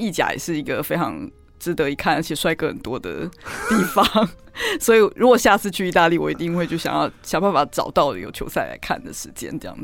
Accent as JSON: {"language": "Chinese", "country": "Taiwan", "said": "我是台湾来的"}